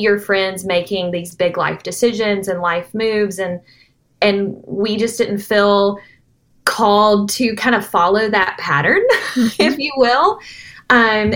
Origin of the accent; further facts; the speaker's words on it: Nashville, Tennessee, United States; I grew up around Nashville. I like to call myself a Nashville native